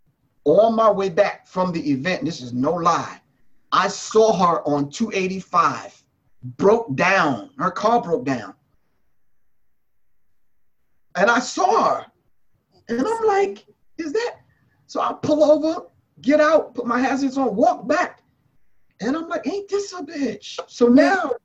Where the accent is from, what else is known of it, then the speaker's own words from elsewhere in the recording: New York, United States; I grew up in New York